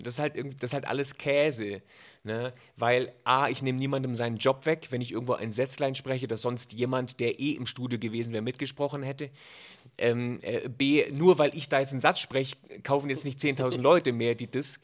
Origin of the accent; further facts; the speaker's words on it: Germany; bei uns in Deutschland